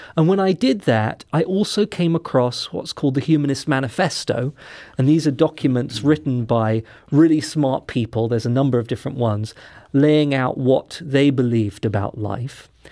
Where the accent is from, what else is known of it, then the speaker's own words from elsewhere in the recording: London, United Kingdom; moved away; I'm not from the United States, mm-hmm. I'm from London, England.